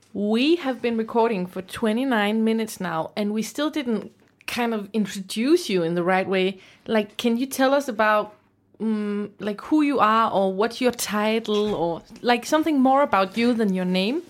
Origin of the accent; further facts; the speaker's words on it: Aarhus, Central Denmark Region, Denmark; We're from Aarhus